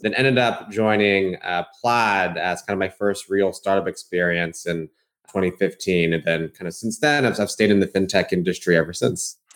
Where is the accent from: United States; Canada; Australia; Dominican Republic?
United States; Bay Area, California; I grew up in the Bay Area